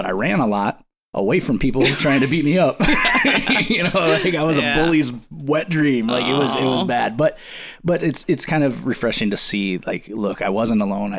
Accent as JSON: {"language": "English", "region": "Midwest", "country": "United States", "tie": "born or raised there", "said": "because I grew up in the Midwest"}